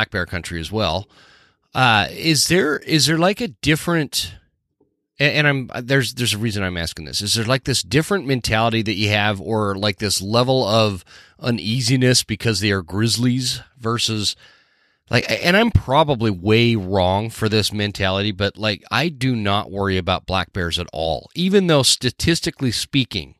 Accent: Utah, United States; now in North Idaho, United States; growing up in Utah

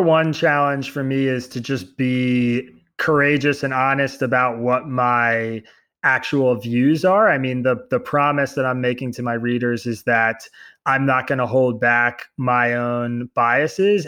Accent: Bucks County, Pennsylvania, United States; now in New York, United States; I grew up in Bucks County, Pennsylvania

